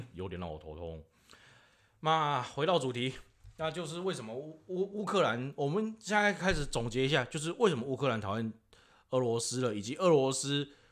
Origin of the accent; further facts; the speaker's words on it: Taiwan; also born or lived in Taichung; 我讲台语不好